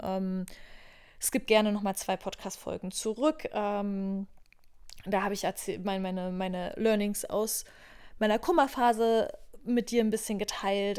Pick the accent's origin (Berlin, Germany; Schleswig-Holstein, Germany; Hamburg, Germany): Berlin, Germany; moved away as an adult; Ich komme auch ursprünglich aus Berlin. Also wenn ich irgendeinen Ort auf dieser Welt als Heimat betiteln würde, wäre es wahrscheinlich Berlin.